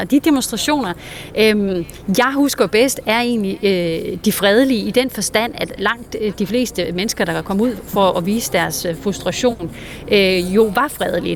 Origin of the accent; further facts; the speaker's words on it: Denmark; now in United States; ikke bare her i USA, hvor jeg befinder mig, men i hele verden, også hjemme i Danmark